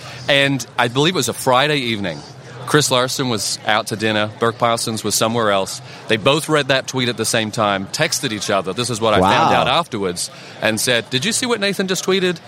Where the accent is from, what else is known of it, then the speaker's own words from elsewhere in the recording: Australia; I am from Australia.